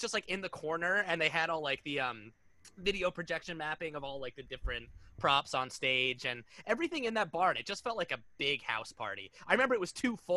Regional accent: Connecticut, United States; also born or lived in New York; being from New York, I grew up in Connecticut

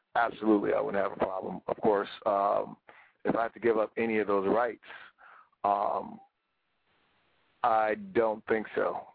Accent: United States; we're from America

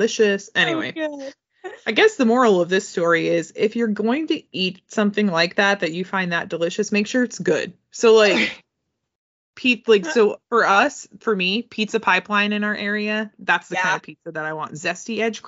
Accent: United States; being an American and being a millennial

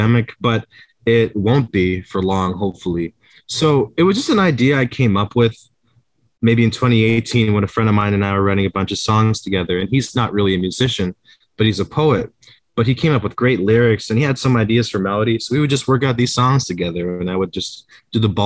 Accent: Brantford, Ontario, Canada; also born or lived in Toronto; I loved growing up in Brantford

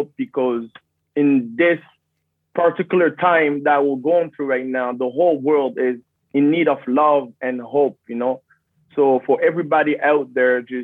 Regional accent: Libreville, Estuaire, Gabon; also born or lived in Congo; I was born in Gabon, Libreville it's called, but I'm originally, 100%, I'm Congolese.

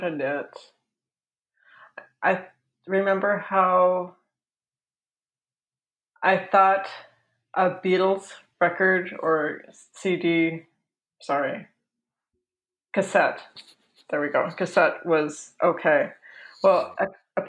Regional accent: United States; also born or lived in Seattle, Washington / North Dakota / Norway; I grew up in Seattle and North Dakota

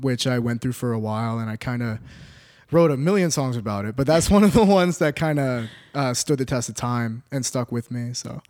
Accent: Orlando, Florida, United States; moved away as an adult; now in Los Angeles, United States; born and raised in Orlando, Florida.

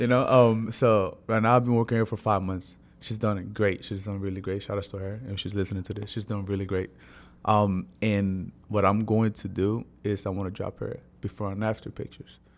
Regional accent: San Pedro Sula, Cortés, Honduras; moved away; I was born in Honduras. I'm not from here, so I was born in Honduras. I'm San Pedro Sula, to be, to be, to be, to be more exact

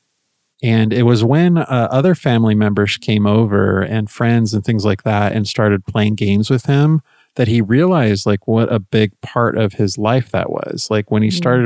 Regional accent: Southern California, United States; moved away as an adult; now in Idaho, United States; born and raised in Southern California

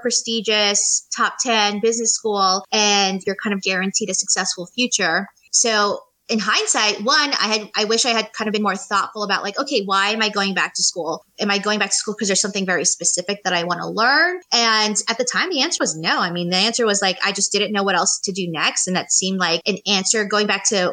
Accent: New York City, New York, United States; moved away as an adult; now in Charlotte, United States; I am originally from New York City

